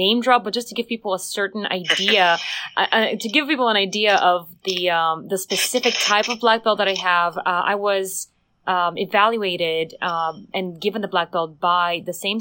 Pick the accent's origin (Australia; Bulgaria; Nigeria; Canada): Bulgaria; moved away as an adult; now in Los Angeles, United States; I come as well from Eastern Europe, yes, from Bulgaria